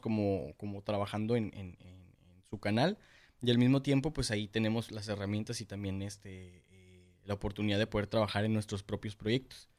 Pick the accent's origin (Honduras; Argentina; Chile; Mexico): Mexico; Tijuana, Baja California; aquí en Tijuana todos somos